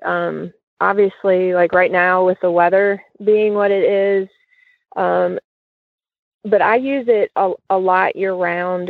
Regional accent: Cincinnati, Ohio, United States; I grew up in Cincinnati

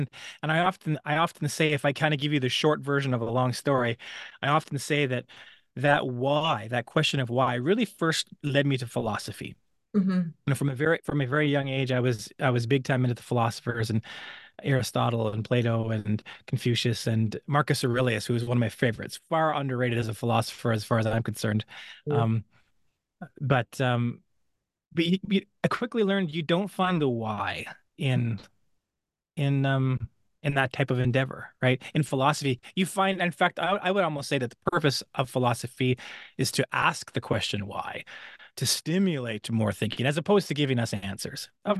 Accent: British Columbia, Canada; You know, I was raised very poor in British Columbia, Canada. We lived in the mountains.

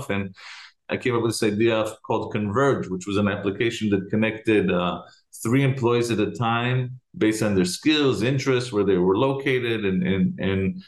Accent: Jerusalem, Jerusalem District, Israel; moved away as an adult; now in United States; So I am originally from Jerusalem. I was born and raised there.

